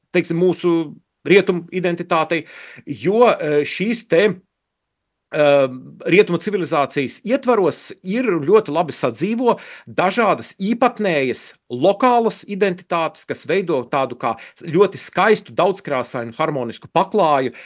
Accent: Latvia; moved away; es esmu latvietis un dzimis Latvijā un audzis Latvijā

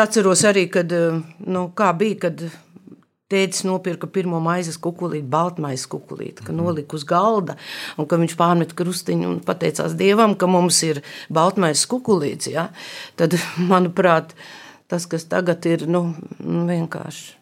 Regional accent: Skrīveri, Vidzeme, Latvia; also born or lived in Latgale; es piedzimu skrīveros

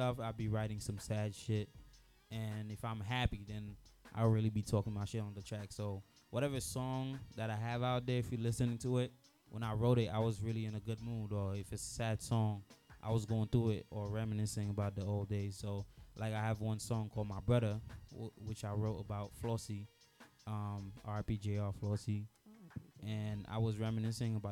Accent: Haiti; now in United States; I was born in Haiti. I was born in Lil Gan, and then inside Lil Gan, I was born in a small town called Bena. I came to America in April 2007

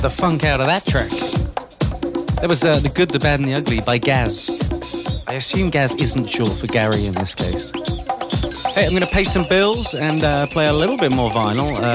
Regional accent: Liverpool, North West England, United Kingdom; moved away; my hometown of Liverpool in the UK

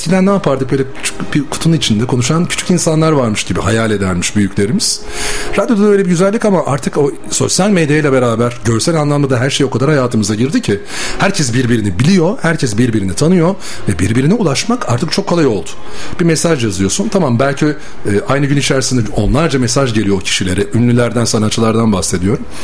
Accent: İzmir, Turkey; moved away as an adult; also born or lived in Bursa; now in Istanbul, Turkey; Ben İzmirliyim.

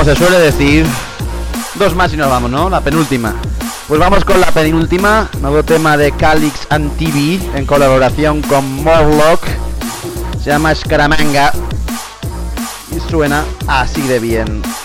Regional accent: Ciudad Real, Castilla-La Mancha, Spain; desde Ciudad Real, el sitio de donde yo nací

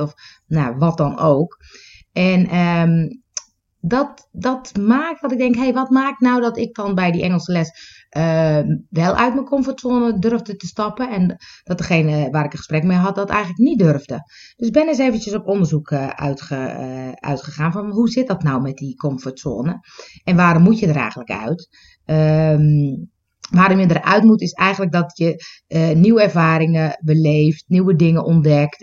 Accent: Netherlands; accent: Dutch; ik heb een beetje een Nederlands accent

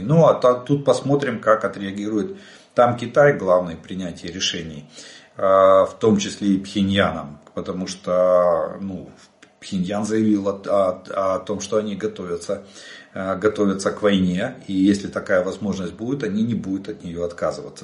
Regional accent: Ukraine; мы из Украины

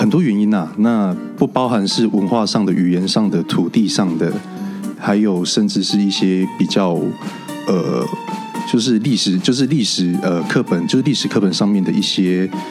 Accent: Taitung County, Taiwan; also born or lived in Hualien County / Kaohsiung; 我是来自台东跟花莲的阿美族。那呃，后来搬到高雄去之后，在高雄就学，然后到台北就是工作。

